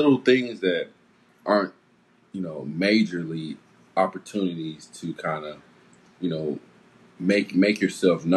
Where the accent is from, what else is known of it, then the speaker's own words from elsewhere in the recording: Kansas City, Missouri, United States; we're from Kansas City, Missouri